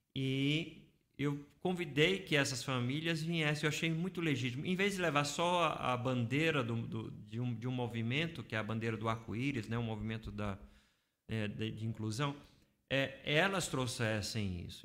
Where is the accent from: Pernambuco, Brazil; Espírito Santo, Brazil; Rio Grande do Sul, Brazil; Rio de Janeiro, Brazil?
Pernambuco, Brazil; Recife; moved away as an adult; now in São Paulo, Brazil; Em Recife, eu vim de Recife, né? Então, eu vivenciei todo aquele processo lá em Recife